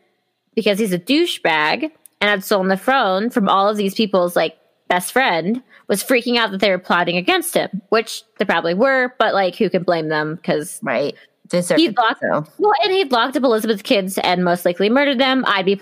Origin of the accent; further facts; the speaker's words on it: England, United Kingdom; Oh, wait, we're not French. We're English.